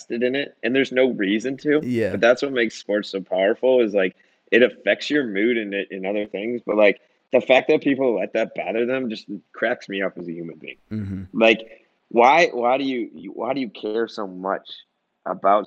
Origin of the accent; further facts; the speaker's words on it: Wisconsin, United States; moved away as an adult; also born or lived in Illinois (outside Chicago) / Minnesota; now in Mississippi, United States; I grew up in Illinois and like outside Chicago. So I was about third grade, and then we moved to Wisconsin